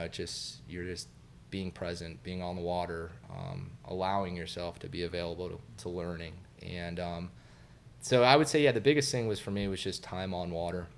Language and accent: English; Satellite Beach, Florida, United States; my parents, uh, relocated us up to, uh, Satellite Beach